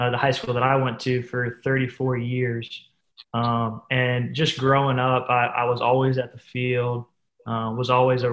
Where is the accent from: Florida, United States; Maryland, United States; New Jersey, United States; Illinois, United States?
Florida, United States; Pensacola; my hometown of Pensacola